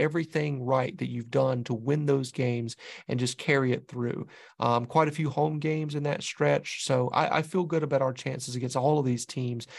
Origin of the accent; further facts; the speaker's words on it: the South, Southern United States, United States; accent: southern; now in Boston, United States; It reminds me of home, you know, that southern, that southern accent